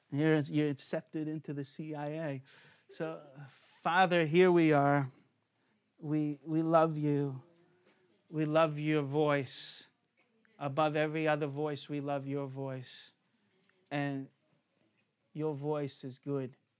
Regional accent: United States; moved away; I'm the alien from America

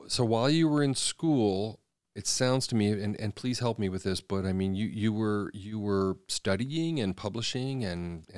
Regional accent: Washington, District of Columbia, United States; I grew up mostly in the National Cathedral in Washington, D.C.

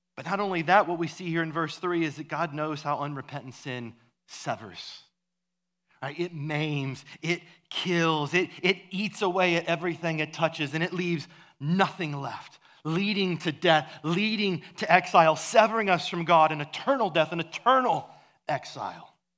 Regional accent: Iowa, United States; where I grew up in Iowa

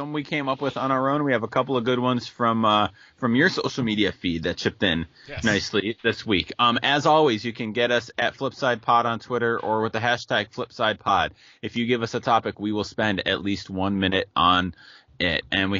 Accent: Western New York, United States; growing up in Western New York where we did

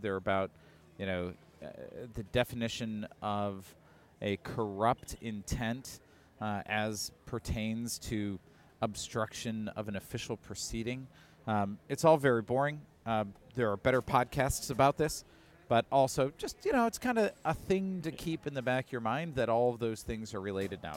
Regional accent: Chicago, Illinois, United States; we're from Chicago

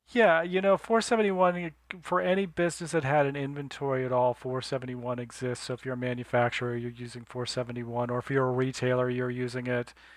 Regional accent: Northern California, United States; Growing up in Northern California

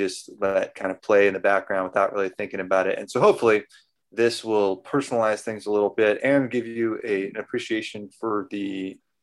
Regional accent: Central Valley, California, United States; moved away; I'm from the Central Valley in California

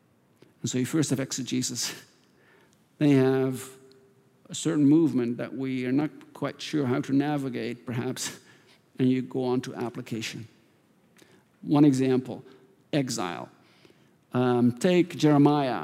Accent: Netherlands; moved away; I grew up in Holland

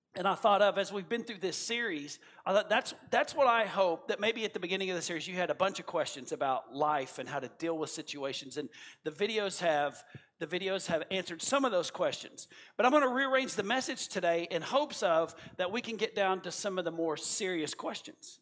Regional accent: United States; as an American

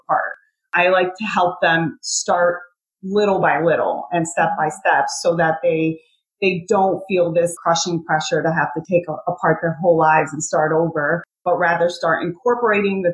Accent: Puerto Rico; now in Connecticut, United States; I'm originally from Puerto Rico, was born there. My family's still there

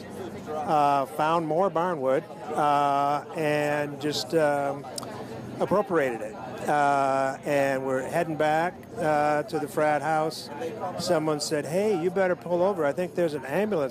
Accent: Michigan, United States; growing up in Michigan

